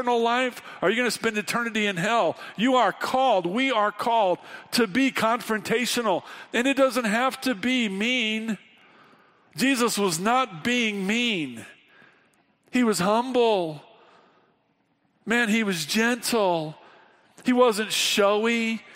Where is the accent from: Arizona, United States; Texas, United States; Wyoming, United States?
Wyoming, United States; We're from Wyoming.